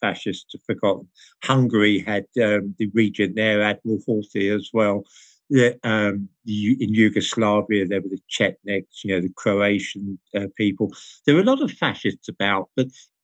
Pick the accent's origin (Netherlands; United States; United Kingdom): United Kingdom; I'm British